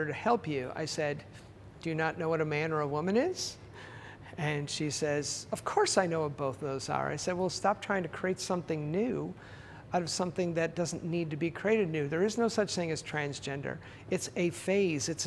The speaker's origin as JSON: {"language": "English", "country": "Canada", "said": "I'm Canadian"}